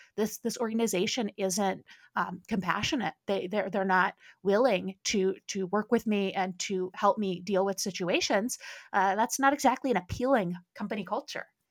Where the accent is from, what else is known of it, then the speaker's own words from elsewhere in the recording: Midwest, United States; I grew up in the Midwest